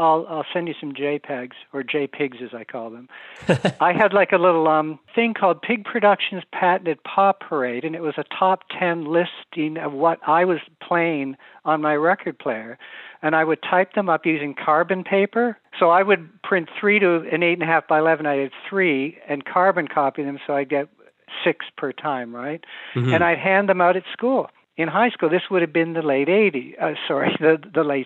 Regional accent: Mississauga, Ontario, Canada; moved away as an adult; also born or lived in Hamilton, Canada / Los Angeles, United States; I'm from Port Credit

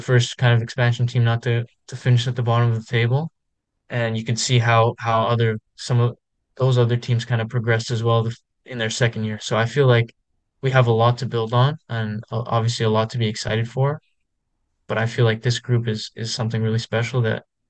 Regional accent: Vancouver, British Columbia, Canada; born or raised there

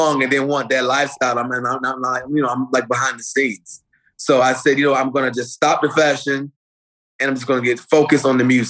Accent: Fort Lauderdale, Florida, United States; also born or lived in Miami, Florida; I'm from Fort Lauderdale in Miami because when I was born in Fort Lauderdale, but I was raised like every weekend in Miami in Coconut Grove by my grandma

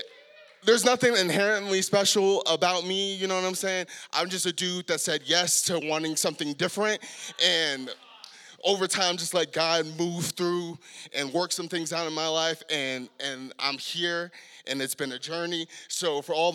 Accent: San Diego, California, United States; moved away as an adult; now in Salt Lake City, United States; born and raised in San Diego, a very, ghetto part of San Diego

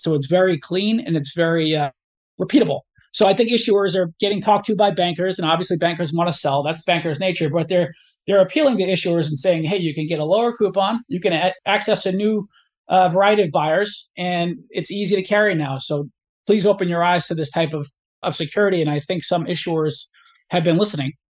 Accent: Cumberland, Rhode Island, United States; I grew up in, in Cumberland, Rhode Island, which is right on the Massachusetts border.

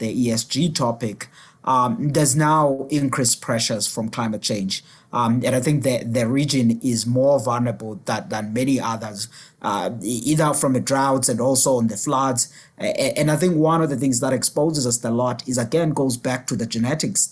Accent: South Africa; my home country in South Africa

